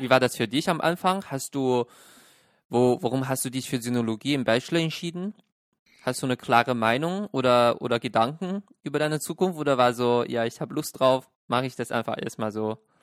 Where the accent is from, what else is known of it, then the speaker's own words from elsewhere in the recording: Shenyang, Liaoning, China; now in Germany; ich bin ja in Shenyang aufgewachsen